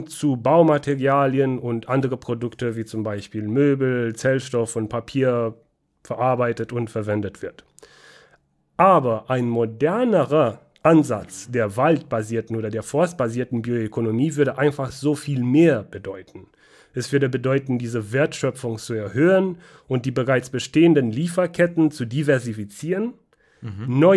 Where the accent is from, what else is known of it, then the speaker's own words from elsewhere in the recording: Banat, Romania; wie du weißt, komme ich aus Rumänien, bin in Rumänien aufgewachsen, in Banata Schwaben, Südwesten Rumäniens. Da sind viele Wälder.